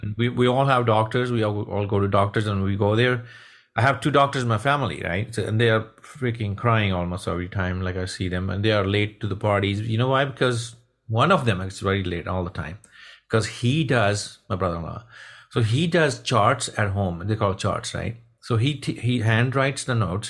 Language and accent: English; Punjab, India; moved away; also born or lived in Texas; I'm from Punjab, India.